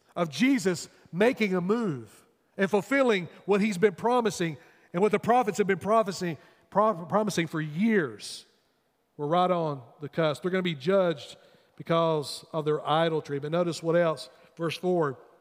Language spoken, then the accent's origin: English; United States; as American people